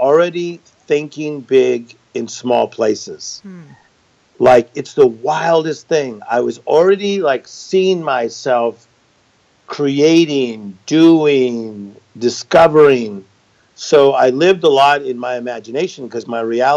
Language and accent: English; Compton, California, United States; Born in Compton, California, which is a very cool city